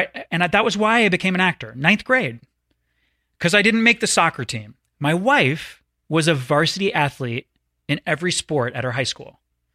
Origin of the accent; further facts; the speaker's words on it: the South, United States; I want you to know I grew up in the South. I traveled the world.